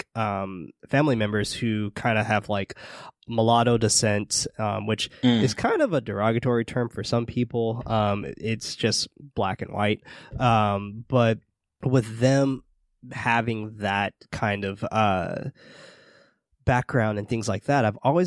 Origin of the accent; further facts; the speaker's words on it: San Francisco, California, United States; I grew up in the hood in San Francisco